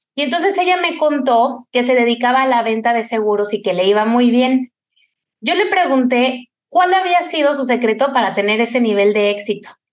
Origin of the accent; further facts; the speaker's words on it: Cuernavaca, Morelos, Mexico; En mi infancia en Cuernavaca, yo soy de allá